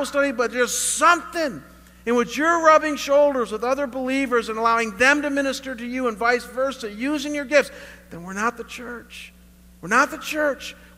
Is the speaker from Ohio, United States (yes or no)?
yes; Chagrin Falls, Ohio, United States; moved away as an adult; also born or lived in Russell Township, Ohio; now in Scottsdale, United States; My hometown, Chagrin Falls, Ohio